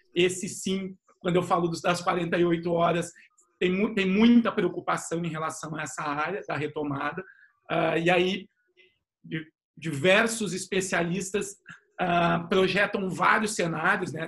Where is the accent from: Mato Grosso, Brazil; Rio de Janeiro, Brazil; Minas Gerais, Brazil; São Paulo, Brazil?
São Paulo, Brazil; moved away as an adult; now in Porto Alegre, Brazil; eu sou paulista de origem, mas sou gaúcho de coração, falo aqui de Porto Alegre